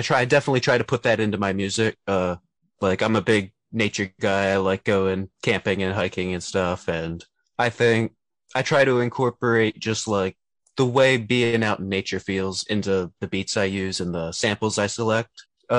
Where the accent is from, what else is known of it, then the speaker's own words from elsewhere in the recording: York, Pennsylvania, United States; also born or lived in Pittsburgh; So I'm originally from York, Pennsylvania, and I pretty much grew up there, spent most of my life there, and I've just recently moved out to Pittsburgh.